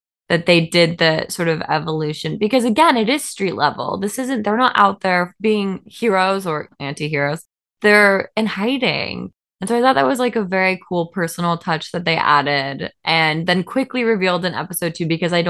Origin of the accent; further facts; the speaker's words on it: Seattle, Washington, United States; I grew up in Seattle, Washington.